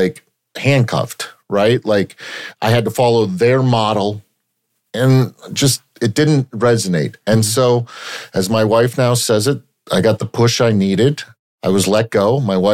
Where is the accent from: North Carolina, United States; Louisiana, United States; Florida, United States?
Florida, United States; Plantation; I grew up in Plantation and my dad was a professor at Nova